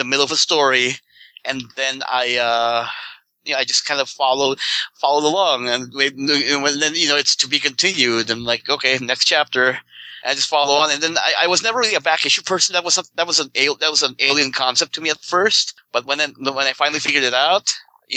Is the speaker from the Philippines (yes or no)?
yes; Philippines; moved away; I grew up in the Philippines